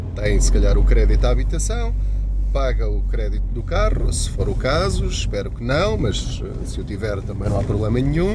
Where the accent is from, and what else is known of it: Portugal